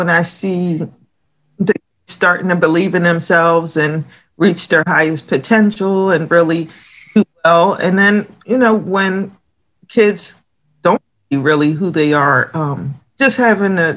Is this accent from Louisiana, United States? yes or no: no; Lindenwold, New Jersey, United States; also born or lived in Camden, New Jersey; now in Pine Hill, United States; I was born in Camden, and I grew up in Lindenwald